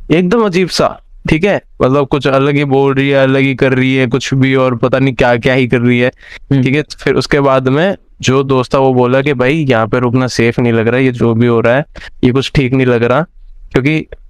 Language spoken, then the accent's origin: Hindi; Bikaner, Rajasthan, India; है मेरा शहर बीकानेर